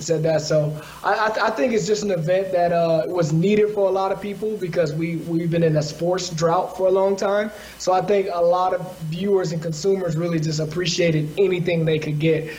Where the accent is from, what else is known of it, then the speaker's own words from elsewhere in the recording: the South, United States; also born or lived in Los Angeles; being African American from the South